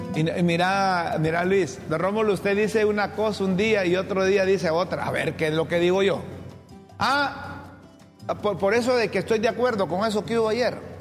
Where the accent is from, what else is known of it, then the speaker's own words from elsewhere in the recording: Honduras; como periodista y como hondureño